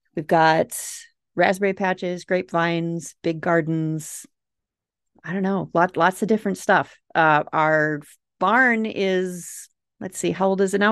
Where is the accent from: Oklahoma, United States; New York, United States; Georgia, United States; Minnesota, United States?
Minnesota, United States; accent: Minnesota; If you can't tell from my accent, Minnesota